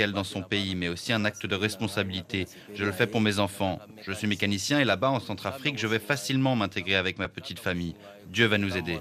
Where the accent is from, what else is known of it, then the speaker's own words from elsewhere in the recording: DR Congo; Je suis Congolais, nous avons eu trois enfants.